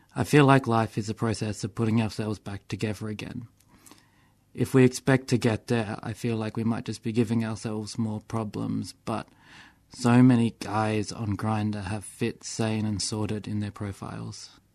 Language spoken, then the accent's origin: English; Melbourne, Victoria, Australia; I grew up in Fitzroy and Clifton Hill and, like, that's where I'm from